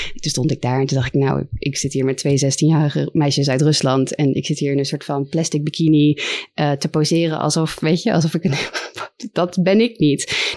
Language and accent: Dutch; The Hague, South Holland, Netherlands; moved away as an adult; Ik ben opgegroeid in Den Haag